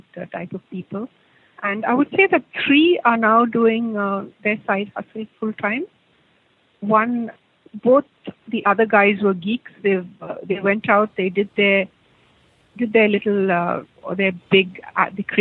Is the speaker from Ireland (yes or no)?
no; India; moved away as an adult; now in Australia; I'm totally Indian